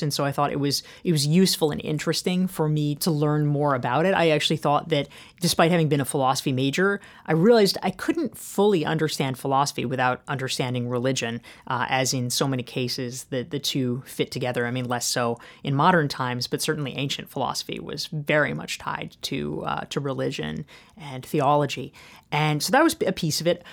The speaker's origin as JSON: {"language": "English", "town": "Pinehurst", "region": "North Carolina", "country": "United States", "tie": "born or raised there", "said": "I grew up in Pinehurst, North Carolina, which is the golf capital of the world"}